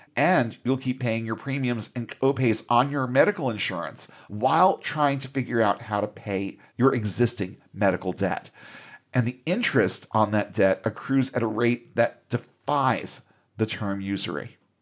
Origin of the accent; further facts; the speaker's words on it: United States; as an American employer